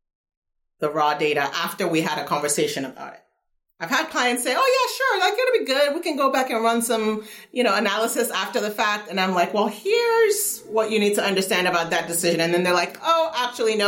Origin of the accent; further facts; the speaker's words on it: Nigeria; moved away; also born or lived in United States / Kentucky; my earliest memories are from after we moved to Nigeria